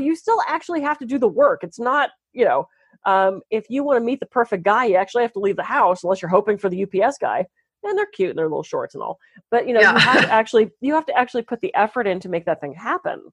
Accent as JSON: {"language": "English", "region": "East Coast", "country": "United States", "moved": "yes", "lives_now": "California, United States", "said": "I'm from the East Coast originally"}